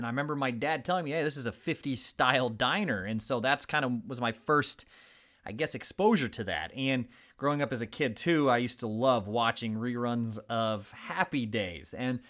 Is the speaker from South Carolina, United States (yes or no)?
no; Fort Wayne, Indiana, United States; when I was a kid growing up in Fort Wayne, Indiana.